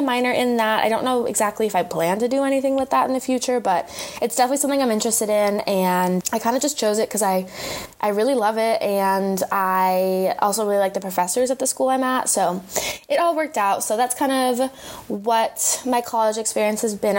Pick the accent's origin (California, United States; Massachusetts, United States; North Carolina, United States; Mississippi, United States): California, United States; San Francisco; moved away as an adult; now in San Diego, United States; I grew up in San Francisco. I'm a California girl at heart